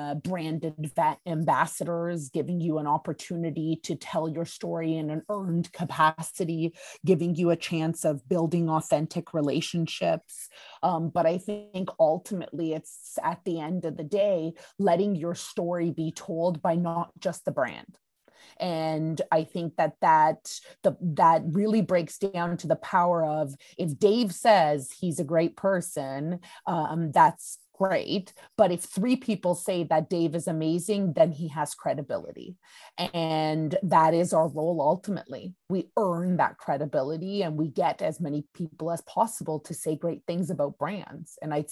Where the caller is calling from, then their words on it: Budapest, Hungary; I'm actually calling from Budapest, Hungary.